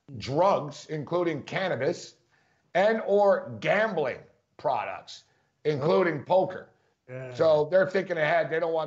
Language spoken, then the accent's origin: English; Philadelphia, Pennsylvania, United States; I was wearing a Sixers hat. I'm a Sixer fan. I'm from Philly, right?